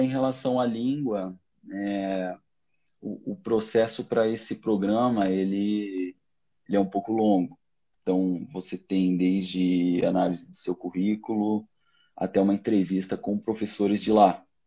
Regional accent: Rio do Sul, Santa Catarina, Brazil; moved away; also born or lived in São Paulo / Paris, France; sou do interior de Santa Catarina, de Rio do Sul

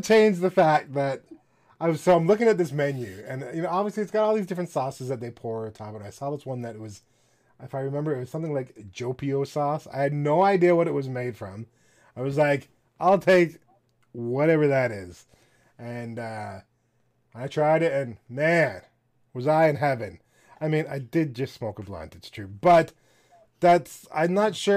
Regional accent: Canada; I don't say this as a Canadian.

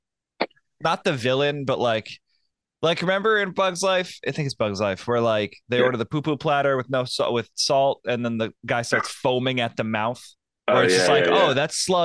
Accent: New York City, New York, United States; also born or lived in Brooklyn; I live in Brooklyn, but I was born in Manhattan.

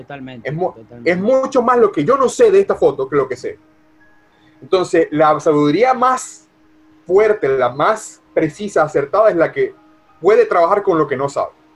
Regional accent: Venezuela; now in United States; como venezolano

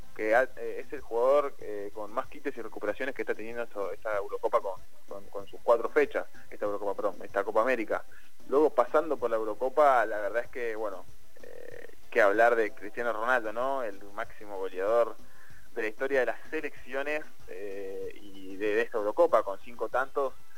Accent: Argentina; siendo argentino

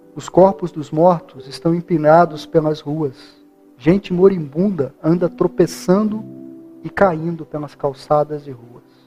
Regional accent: Brazil

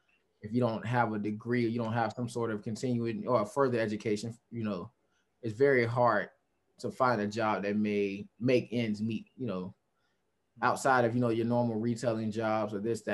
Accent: Fort Lauderdale, Florida, United States; moved away as an adult; also born or lived in Texas; growing up in Fort Lauderdale is very different

